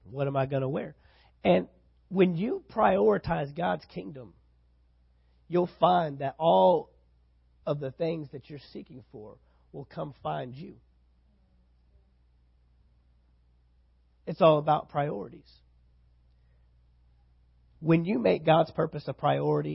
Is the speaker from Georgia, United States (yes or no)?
no; San Antonio, Texas, United States; now in Valdosta, United States; my hometown, San Antonio, Texas